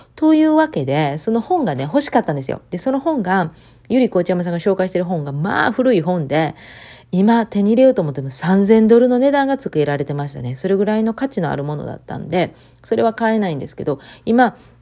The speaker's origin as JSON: {"language": "Japanese", "country": "Japan", "tie": "born or raised there", "moved": "as an adult", "lives_now": "United States", "said": "私、田舎出身なんで"}